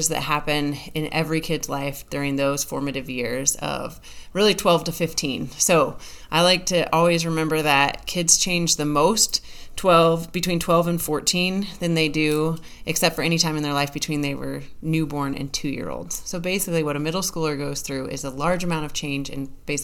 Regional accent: Colorado, United States; now in Missouri, United States; I grew up in Colorado

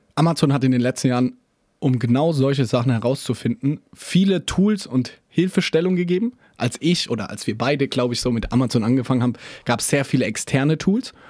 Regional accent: Germany; Wir als Deutsche

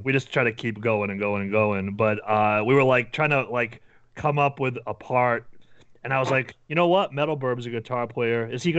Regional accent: New Hampshire, United States; Yeah, because we're from New Hampshire, which is, like, this small little state, like, lots of woods, and I live, like, near the beach

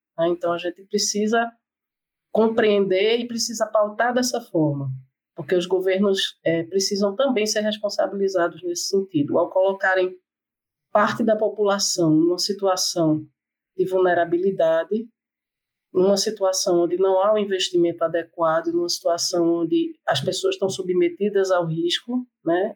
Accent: Recife, Pernambuco, Brazil; eu sou de Recife

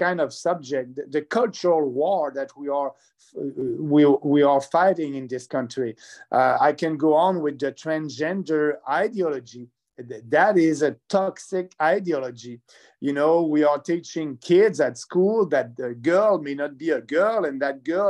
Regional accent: Quebec, Canada; I'm from Quebec

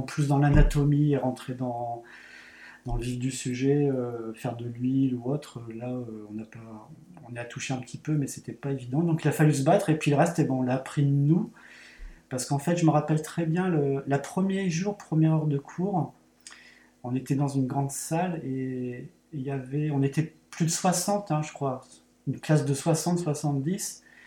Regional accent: Saint-Quentin, Hauts-de-France, France; je suis originaire de Saint-Quentin, et à Saint-Quentin c'est une petite ville entre Paris et Lille

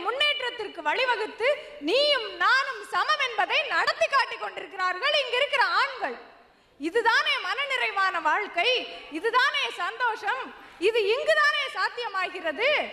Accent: Madurai, Tamil Nadu, India; first language Tamil; moved away as an adult; now in United States; கோயில் நகரமான மதுரை நகரிலே பிறந்த எனக்கு

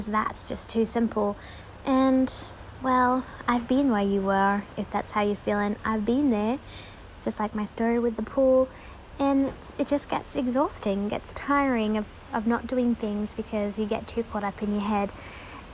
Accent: Tasmania, Australia; I grew up in Tasmania, so freezing water down there, freezing cold.

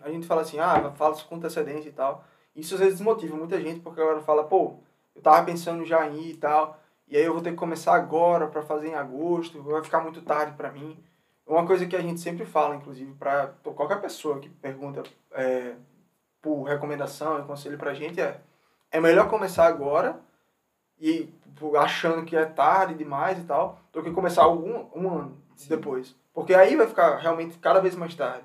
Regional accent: Natal, Rio Grande do Norte, Brazil; moved away as an adult; now in United States; a gente veio lá do Natal, Rio Grande do Norte

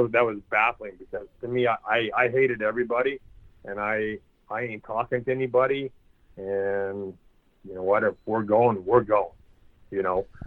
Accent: Churchbridge, Saskatchewan, Canada; it's a way of life here in in Saskatchewan. Uh, every whether you know my hometown's 900 people

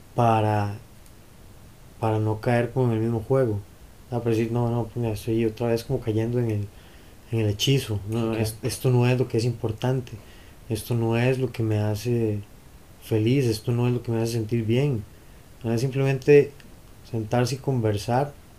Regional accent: Costa Rica; volver a ser ticos

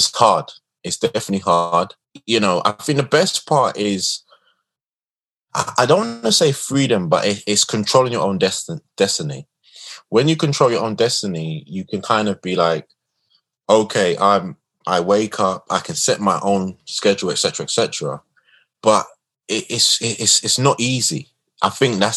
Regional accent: London, United Kingdom; Where I'm from Tottenham. I grew up in the worst of times, the Border Farm riots

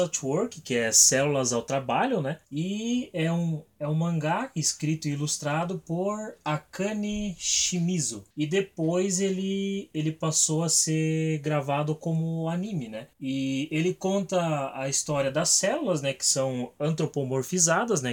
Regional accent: Guarujá do Sul, Santa Catarina, Brazil; Eu sou de Guarujá do Sul, Santa Catarina.

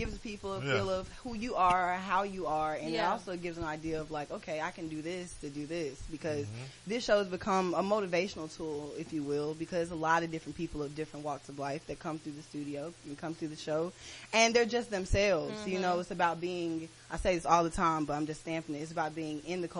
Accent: Atlanta, Georgia, United States; I'm from Atlanta.

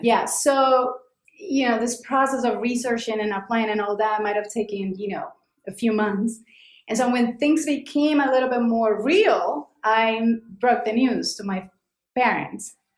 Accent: Cali, Valle del Cauca, Colombia; moved away as an adult; now in New York City, United States; I was born in Cali, Colombia.

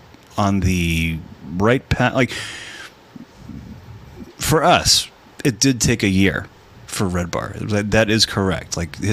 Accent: California, United States; I'm from California.

